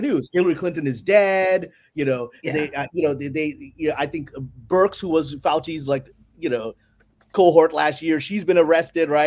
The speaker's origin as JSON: {"language": "English", "town": "New York City", "region": "New York", "country": "United States", "tie": "born or raised there", "also_born_or_lived": "Pakistan", "said": "Because I was born in Pakistan. I came to here, Brooklyn, New York, when I was three years old"}